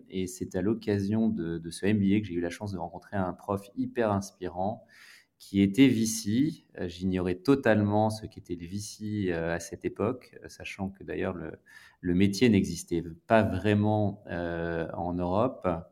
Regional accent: Grenoble, Auvergne-Rhône-Alpes, France; moved away as an adult; also born or lived in Lyon; je suis originaire de Grenoble, donc une ville

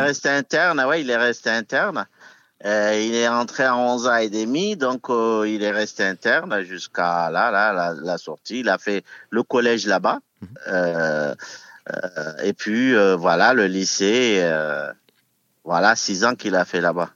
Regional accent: Villejuif, Île-de-France, France; on est toujours originaire de Villejuif

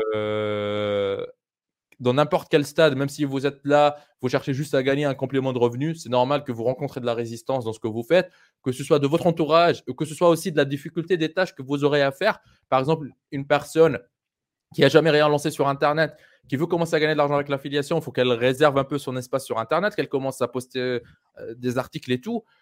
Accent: Tunisia; moved away; also born or lived in France / Europe; le quartier où j'ai grandi en Tunisie

